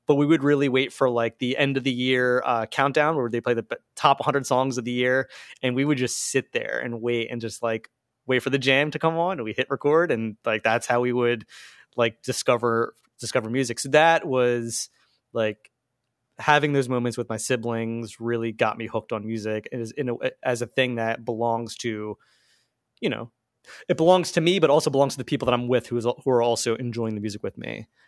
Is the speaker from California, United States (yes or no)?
no; Marlton, New Jersey, United States; moved away as an adult; now in Philadelphia, United States; I grew up in Marlton, which is southern New Jersey.